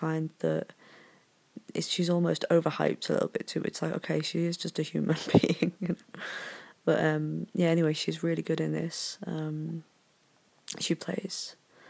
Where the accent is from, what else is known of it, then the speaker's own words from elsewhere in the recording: Yorkshire and the Humber, United Kingdom; I'm from Yorkshire